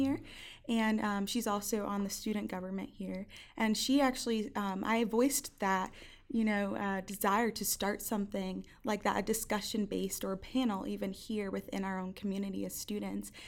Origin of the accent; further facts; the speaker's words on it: Hawthorne, New Jersey, United States; moved away as an adult; also born or lived in Schroon Lake, New York; I'm from Hawthorne, New Jersey. Um, yes, North Jersey